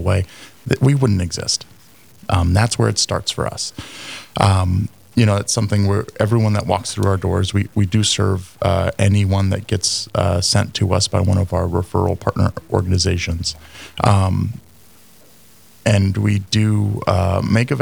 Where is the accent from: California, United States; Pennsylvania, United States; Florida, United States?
California, United States; moved away as an adult; now in Fargo, United States; I'm originally from California, and I moved really to Fargo in 2008